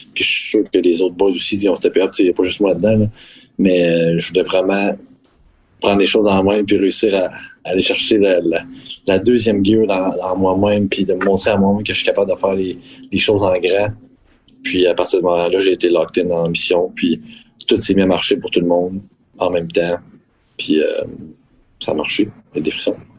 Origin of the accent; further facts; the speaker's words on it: Quebec, Canada; en tant que Québécois